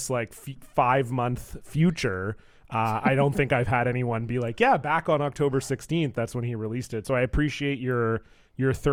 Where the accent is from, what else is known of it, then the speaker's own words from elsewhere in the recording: Toronto, Ontario, Canada; now in Vancouver, Canada; so I live in Vancouver, uh, BC, in, here in Canada, but I'm from Toronto. Uh, so most of my extended family's back there.